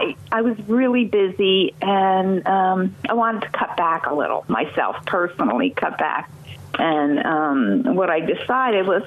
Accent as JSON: {"language": "English", "town": "Highland", "region": "New York", "country": "United States", "tie": "born or raised there", "said": "I was born and raised in Ulster County in Highland. I've lived here all my life."}